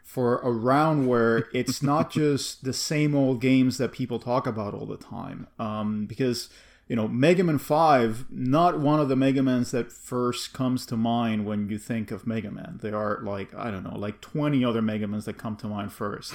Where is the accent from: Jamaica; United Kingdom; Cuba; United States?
Cuba; growing up in Cuba